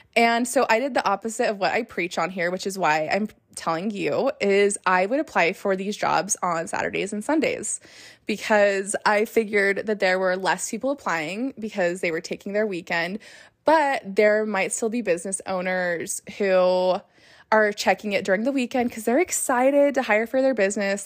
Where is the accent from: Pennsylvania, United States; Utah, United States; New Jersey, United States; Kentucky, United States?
Utah, United States; now in Las Vegas, United States; I'm from Utah. I live in Las Vegas